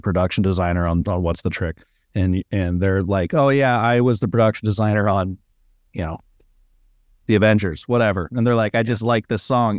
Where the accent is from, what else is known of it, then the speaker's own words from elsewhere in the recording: California, United States; also born or lived in Arizona; I'm from California